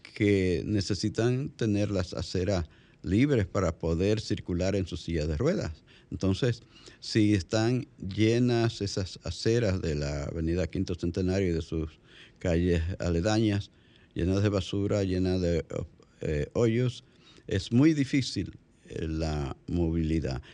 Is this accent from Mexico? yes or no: no; La Vega, Dominican Republic; ese es mi pueblo. La, la ciudad olímpica de La Vega